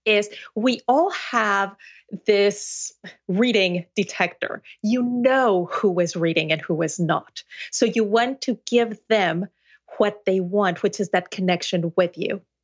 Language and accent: English; Mexico City, Mexico; first language Spanish; English is a second language; now in United States; I was born and raised in Mexico City, in a family of translators